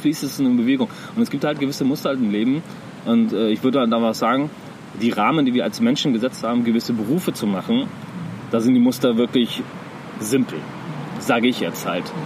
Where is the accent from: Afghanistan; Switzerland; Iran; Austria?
Iran; now in Germany; ich komme ja aus dem Iran und im Iran bei uns